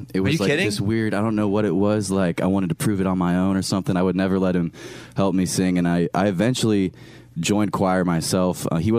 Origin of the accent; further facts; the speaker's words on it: Iowa, United States; also born or lived in Michigan / Pennsylvania; now in Wichita, United States; My family actually lives there now, but I was born and raised in Iowa. Then I lived in Michigan and Pennsylvania.